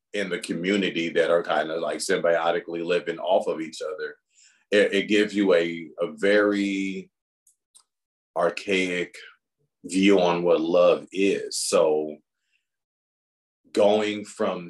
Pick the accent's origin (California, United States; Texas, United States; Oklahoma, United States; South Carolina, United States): California, United States; Los Angeles; moved away as an adult; now in Chandler, United States; I grew up in the Los Angeles area